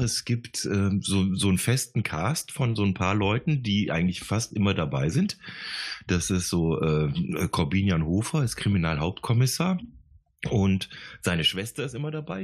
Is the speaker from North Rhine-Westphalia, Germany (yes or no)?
yes; Gummersbach, North Rhine-Westphalia, Germany; moved away as an adult; now in Bavaria, Germany; ich komme ja gebürtig aus dem Oberbergischen, ich komme aus Ach, Gummersbach